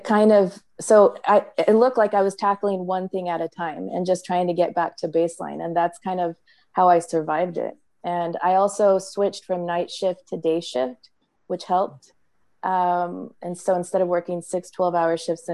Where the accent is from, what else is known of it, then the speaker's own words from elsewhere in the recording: Central California, United States; moved away as an adult; also born or lived in San Francisco; now in Maryland, United States; I grew up in Central California in a small town. It had about 2,000 people, farm labor community.